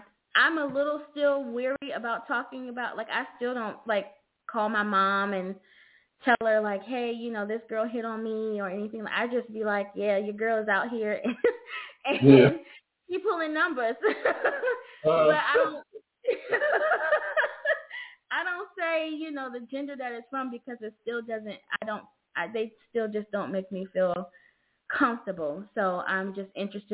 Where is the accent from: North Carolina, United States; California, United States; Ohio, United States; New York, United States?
Ohio, United States; moved away; I'm originally from Ohio, so we went to my family's home